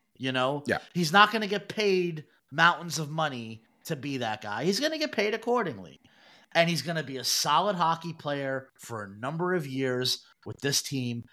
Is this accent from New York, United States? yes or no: yes; New York City, New York, United States; growing up in Brooklyn, we had Fun Time USA.